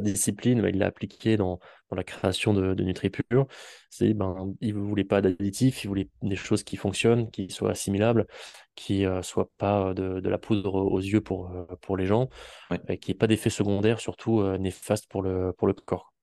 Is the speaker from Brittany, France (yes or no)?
no; Auvergne-Rhône-Alpes, France; now in Toulouse, France; je viens euh, d'Auvergne et maintenant je suis installé à Toulouse